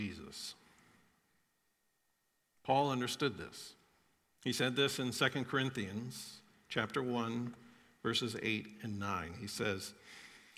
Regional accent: Florida, United States; I grew up in Florida

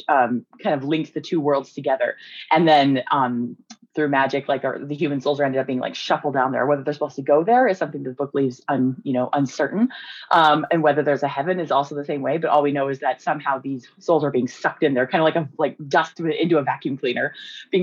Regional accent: Montana, United States; moved away; I'm from Montana and kind of like the Northwest.

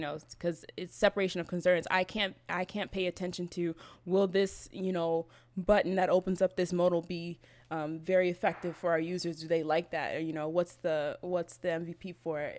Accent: Berkeley, California, United States; moved away as an adult; also born or lived in Oakland / San Diego; now in Venice, Los Angeles, United States; I grew up in Berkeley

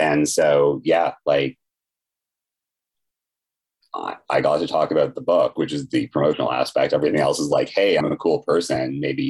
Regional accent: Canada; And of course, as a Canadian, I had to learn French.

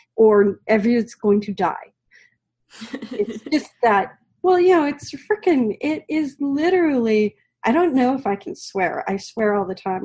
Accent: the Oregon coast, United States; growing up on the Oregon coast, you literally had to like drive two hours to get anywhere

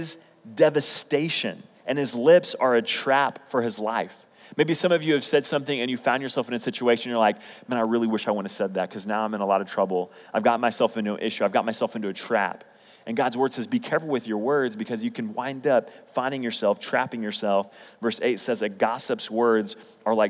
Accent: Oklahoma City, Oklahoma, United States; also born or lived in Edmond, Oklahoma; I grew up in Oklahoma City public schools, which was in Oklahoma City

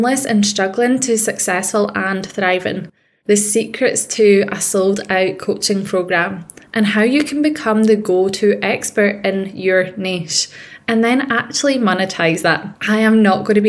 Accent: Scotland, United Kingdom; accent: Scottish; If you can't tell by the accent, I am a Scottish woman. I grew up in rough council estates

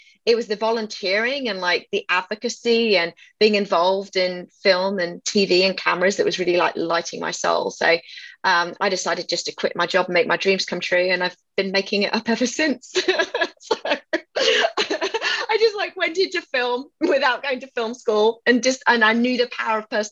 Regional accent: England, United Kingdom; accent: British; moved away as an adult; now in Austin, United States; I was 21 when I left England in 1998.

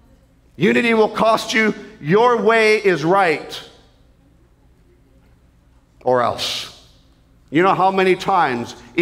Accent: Canada; as a Canadian

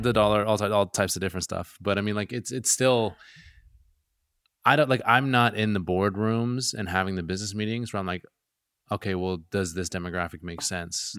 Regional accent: Gulf Islands, British Columbia, Canada; now in Vancouver, Canada; I'm from the Gulf Islands

